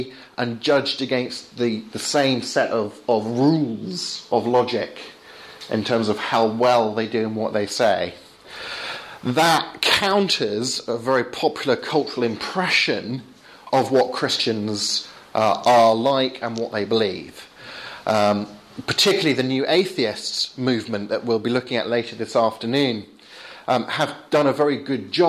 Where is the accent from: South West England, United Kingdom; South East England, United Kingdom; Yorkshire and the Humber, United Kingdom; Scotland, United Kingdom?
South East England, United Kingdom; Portsmouth; moved away; I came from Portsmouth, which is a city right down on the south coast